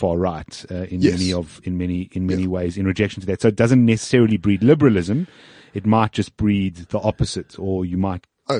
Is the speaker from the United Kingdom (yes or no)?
no; South Africa; I have no other passports. I am South African